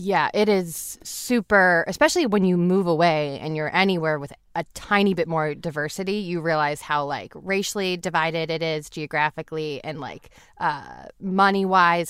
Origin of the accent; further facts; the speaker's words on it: South Shore, Massachusetts, United States; moved away; we grew up in the South Shore, in like a suburb